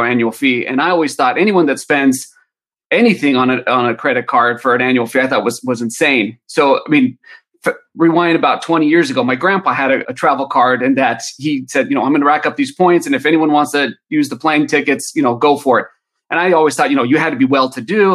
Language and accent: English; Southern California, United States; I'm from Southern California. Both my wife and I were born and raised there